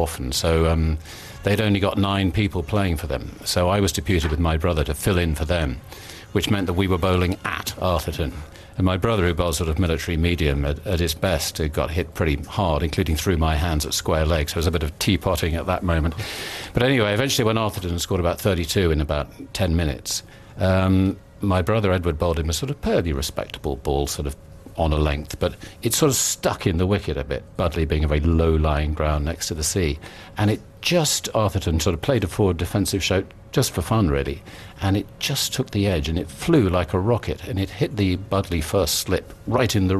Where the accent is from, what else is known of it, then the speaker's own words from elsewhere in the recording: near Newbury, Berkshire, South East England, United Kingdom; We grew up near Newbury in Berkshire